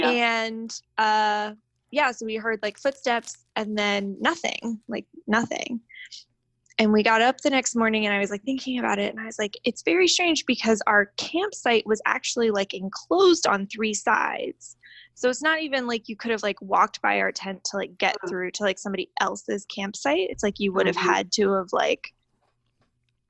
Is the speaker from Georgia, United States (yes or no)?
no; Southern Maryland, United States; I grew up in Southern Maryland, and down here we have a state park